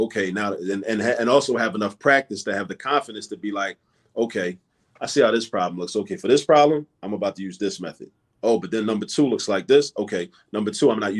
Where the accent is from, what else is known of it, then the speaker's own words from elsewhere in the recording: Baltimore, Maryland, United States; moved away as an adult; now in Philadelphia, United States; I grew up in Baltimore, but I've been in Philly for almost the last 20 years.